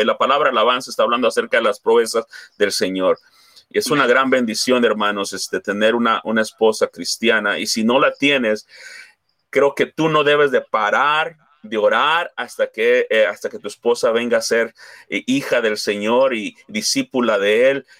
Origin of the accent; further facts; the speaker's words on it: Mexico; somos hispanos, somos mexicanos